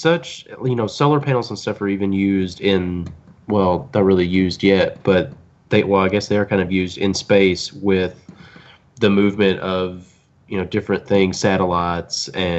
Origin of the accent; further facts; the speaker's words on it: Prestonsburg, Kentucky, United States; now in Winchester, United States; right now I live in Winchester, but I'm from Prestonsburg.